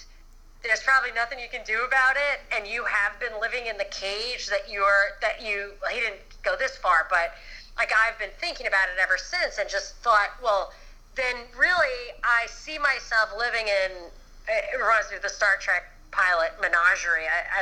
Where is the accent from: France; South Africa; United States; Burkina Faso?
United States; New York; moved away; also born or lived in Los Angeles; I'm from New York originally, where it takes 2 hours to go 15 miles.